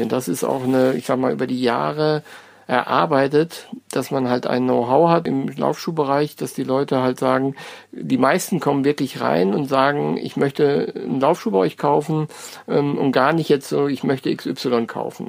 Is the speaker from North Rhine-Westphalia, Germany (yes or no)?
yes; North Rhine-Westphalia, Germany; now in Frankfurt, Germany; ich komme gar nicht aus Hessen, sondern bin aus NRW